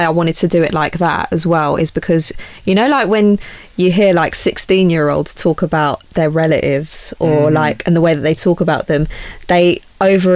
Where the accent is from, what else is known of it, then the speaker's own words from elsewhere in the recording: London, United Kingdom; I grew up in Southwest London. So like Tooting.